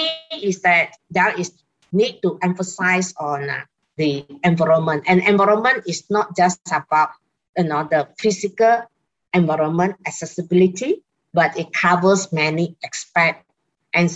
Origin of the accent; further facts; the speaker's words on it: Singapore; I'm from Singapore.